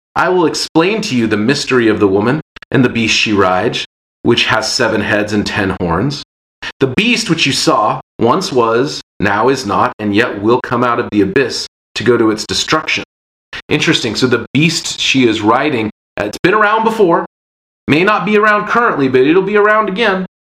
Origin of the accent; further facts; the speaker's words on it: Seattle, Washington, United States; growing up in Seattle, just a happenstance of when I was born and where I was born